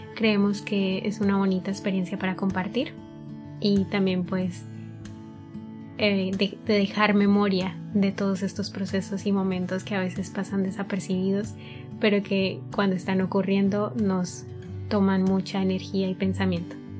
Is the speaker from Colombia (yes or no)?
yes; Colombia; soy de Colombia y tengo 25.